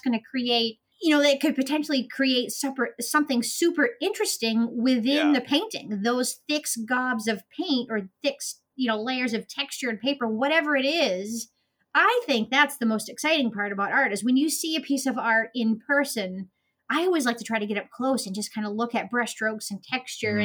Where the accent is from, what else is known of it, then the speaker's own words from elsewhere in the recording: Maine, United States; also born or lived in Florida; I was born and raised in Maine. Um, I lived down in Florida for a few years, but I'm now back in Maine.